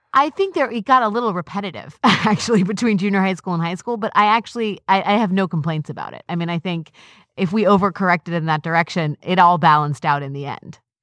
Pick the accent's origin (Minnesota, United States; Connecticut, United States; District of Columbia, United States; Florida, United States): District of Columbia, United States; Washington; growing up in Northwest Washington, D C, which can be a pretty homogenous place.